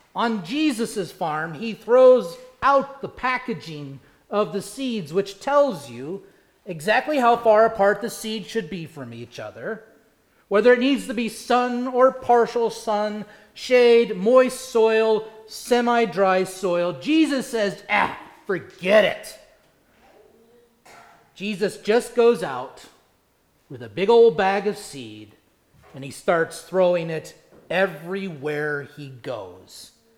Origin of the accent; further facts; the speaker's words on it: Indiana, United States; now in South Carolina, United States; Growing up in Indiana